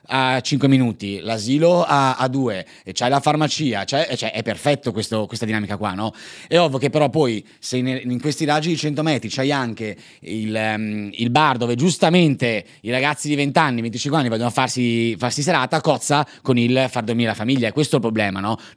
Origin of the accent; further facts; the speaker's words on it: Padua, Veneto, Italy; Io sono di Padova, quindi sì, diciamo scusa, c'è anche un'inclinazione, eh, diciamo. L'accento veneto non l'ho